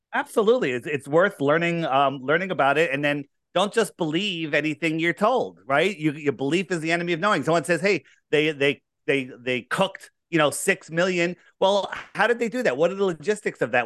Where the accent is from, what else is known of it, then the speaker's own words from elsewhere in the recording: Fairfield County, Connecticut, United States; I grew up here in, uh, Fairfield County. Uh, I didn't, I haven't moved very far.